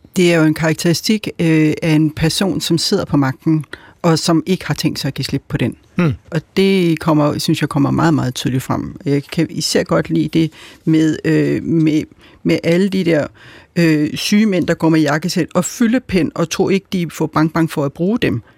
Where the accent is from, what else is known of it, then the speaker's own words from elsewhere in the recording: Albertslund, Capital Region of Denmark, Denmark; jeg voksede op med i Alberslund i 70'erne